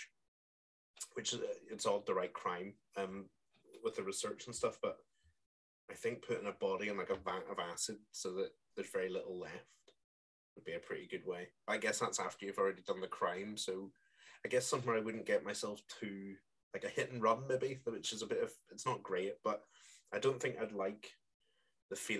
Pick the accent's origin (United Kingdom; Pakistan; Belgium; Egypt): United Kingdom; Coleraine, Northern Ireland; now in Marple, United Kingdom; my hometown of Coleraine in Northern Ireland